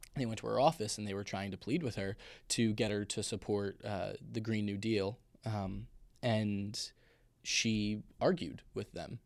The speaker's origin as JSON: {"language": "English", "town": "Bellport", "region": "New York", "country": "United States", "tie": "born or raised there", "said": "I'm from Belport, New York"}